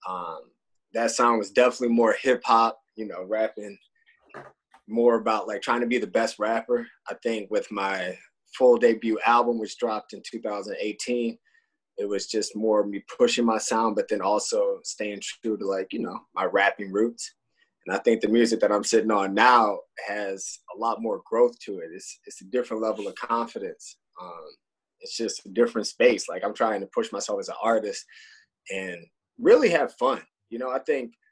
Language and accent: English; Detroit, Michigan, United States; I'm born and raised in Detroit